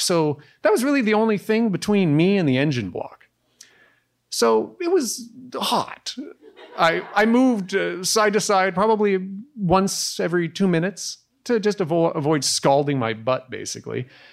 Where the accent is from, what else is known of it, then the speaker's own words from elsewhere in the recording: Canada; as a Canadian